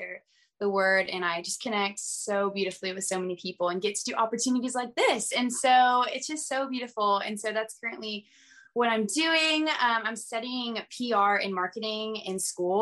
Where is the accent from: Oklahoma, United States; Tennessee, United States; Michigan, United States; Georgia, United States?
Georgia, United States; outside of Atlanta; I grew up outside of Atlanta, my whole life.